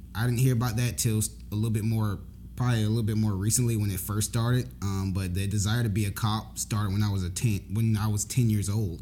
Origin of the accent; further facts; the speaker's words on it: Jacksonville, Florida, United States; I was born in Jacksonville, Florida. Um, actually, exactly where our church is at.